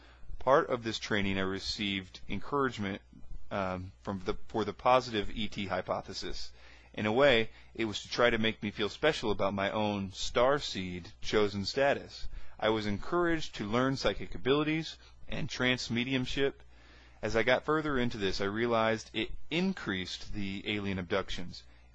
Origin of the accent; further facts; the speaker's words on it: Quebec, Canada; also born or lived in Vancouver / Toronto; Growing up in Canada and moving from Quebec to Vancouver and then to Toronto